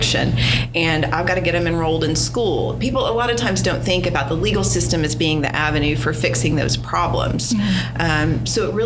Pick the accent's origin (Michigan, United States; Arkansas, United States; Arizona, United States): Arkansas, United States; Fort Smith; now in Little Rock, United States; I grew up in Fort Smith.